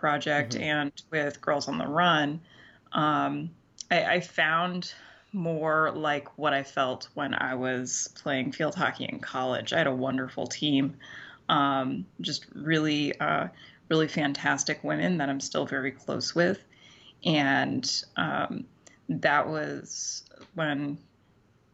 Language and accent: English; Central Maine, United States; moved away as an adult; also born or lived in Central New York / Boston; now in New York City, United States; I grew up in Central Maine